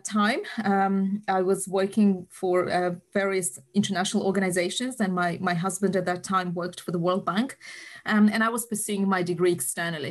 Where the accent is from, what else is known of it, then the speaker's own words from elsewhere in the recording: Uzbekistan; moved away as an adult; now in United Kingdom; I'm from Uzbekistan, Central Asia. So the very first uni I went to, aged 18, was Bukhara State University